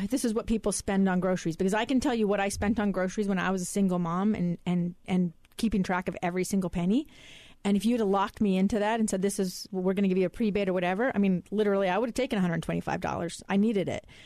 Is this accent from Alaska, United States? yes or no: yes; Alaska, United States; I know people who are that poor in my hometown of Alaska